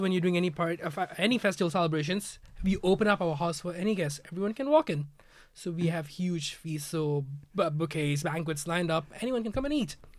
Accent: Malaysia; now in Ireland; back in Malaysia, we would do Lunar New Year as well

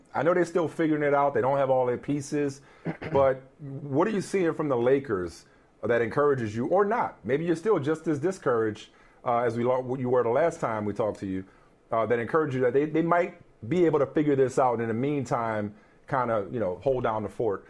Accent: New Orleans, Louisiana, United States; I'm from New Orleans.

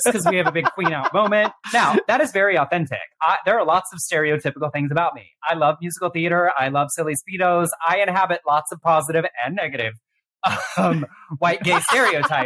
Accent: Texas, United States; growing up in the Southern Baptist Church in Texas

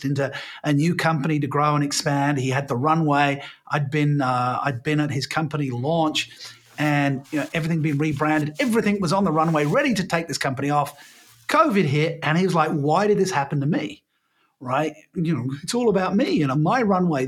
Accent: United Kingdom; I'm British by birth

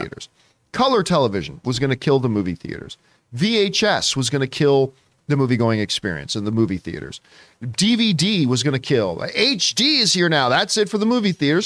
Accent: Canada; I'm Canadian

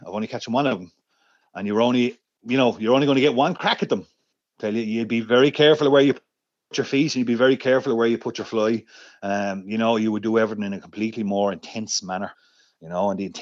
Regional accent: Rathdrum, Leinster, Ireland; I grew up in Rathdrum in County Wicklow, up in the Wicklow Mountains

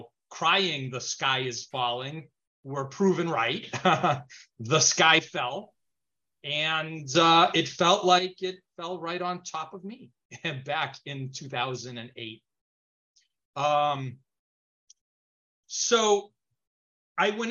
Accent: Chile; now in United States; I speak Spanish. I was born in Chile, mm-hmm. So I speak Spanish.

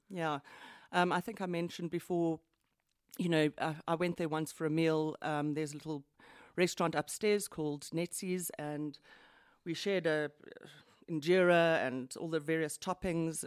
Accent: Johannesburg, Gauteng, South Africa; I'm from Johannesburg, born and bred. I've spent most of my life here

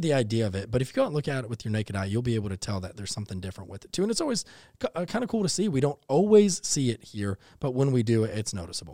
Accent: Texas, United States; now in Savannah, United States; growing up in Texas

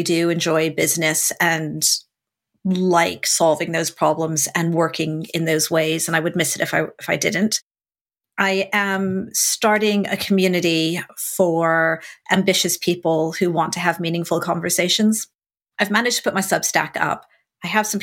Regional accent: United States; now in United Kingdom; Being an American

